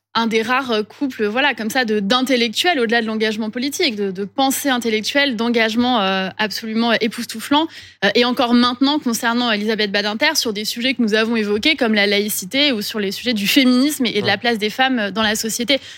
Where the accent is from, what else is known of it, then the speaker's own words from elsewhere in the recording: Corsica, France; je viens de la Corse. Pour nous, en Corse, le temps du deuil, c'est quelque chose d'important